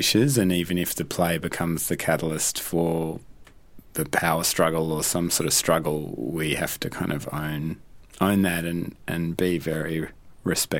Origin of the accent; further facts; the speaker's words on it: Australia; being an Australian